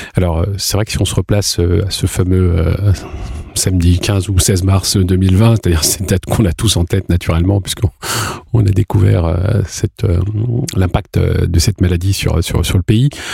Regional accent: France; on est français

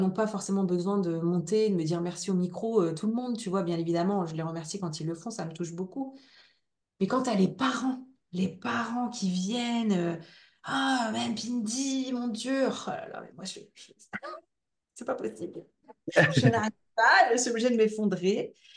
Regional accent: Ch'ti, Hauts-de-France, France; accent: ch'ti; mon petit accent ch'ti

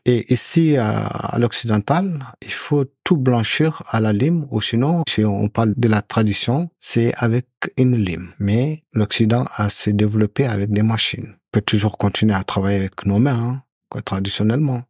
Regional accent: Mauritania; now in France; je suis originaire de la Mauritanie

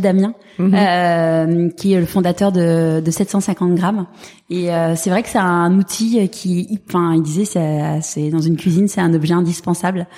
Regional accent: Paris, Île-de-France, France; j'ai grandi euh, dans l'Ouest parisien

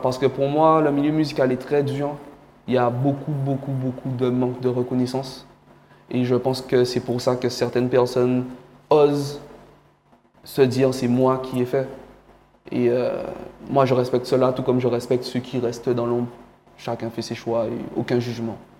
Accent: Guadeloupe; also born or lived in Cameroon; je suis guadeloupéen d'adoption, mais je suis guadeloupéen.

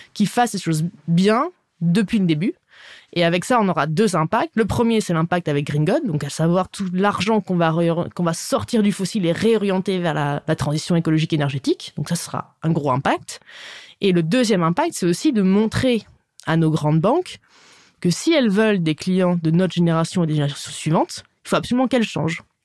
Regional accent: Dijon, Bourgogne-Franche-Comté, France; moved away as an adult; also born or lived in New York; je viens de Dijon. Je suis très contente, euh, je suis très fière de, cette région, la Bourgogne. J'adore bah, mon chez moi

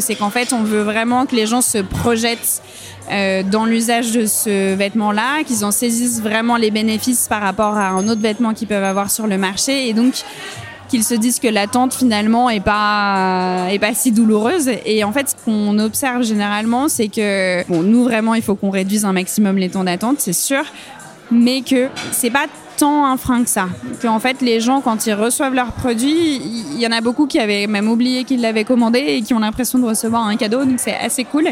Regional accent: Saint-Étienne, Auvergne-Rhône-Alpes, France; now in Bordeaux, France; j'ai grandi à Saint-Étienne euh, dans la Loire.

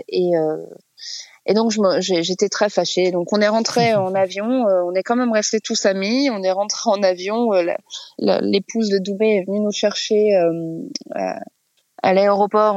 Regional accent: France; on est français

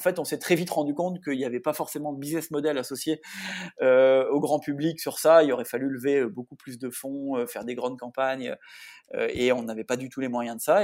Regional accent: the North, north of France, France; now in south-west France; je suis un nordiste d'origine qui vit depuis 15 ans dans le sud-ouest maintenant

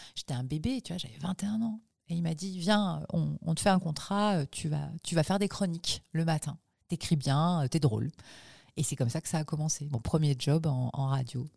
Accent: Toulouse, Occitania, France; also born or lived in Gers / Fontenay-aux-Roses; j'ai grandi euh, d'abord dans le Gers et ensuite à Toulouse. C'est là où j'ai passé mon adolescence, c'est là où je suis allée à la fac, c'est là où j'ai commencé à bosser à la radio, Toulouse.

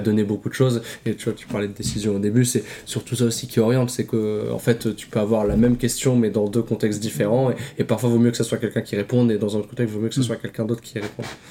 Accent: Vitré, Brittany, France; originaire de, Vitré aussi

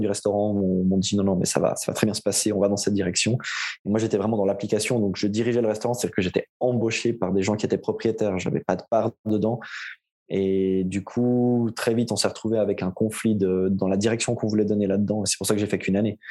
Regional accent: Aubonne, Vaud, Switzerland; now in Morges, Switzerland; j'ai grandi et comme on va l'entendre assez vite à mon accent, et je vis depuis toujours en Suisse. du côté entre, entre Lausanne et Genève, dans un petit village qui s'appelle Aubonne.

